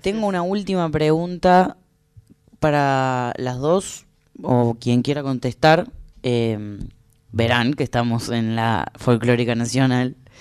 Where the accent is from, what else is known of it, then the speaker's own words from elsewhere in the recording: the interior, Argentina; también soy una persona de eso que llaman el interior